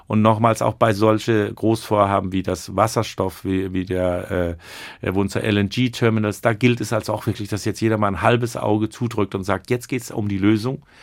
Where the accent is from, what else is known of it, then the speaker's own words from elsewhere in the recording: Rostock, Mecklenburg-Vorpommern, Germany; now in Kiel, Germany; Noch bin ich ein Rostocker Jung. Aber, und das fand ich so schön, als ich vor ein paar Tagen wieder in Kiel reinfuhr und das Ortsschild sah, hatte ich so ein schönes Gefühl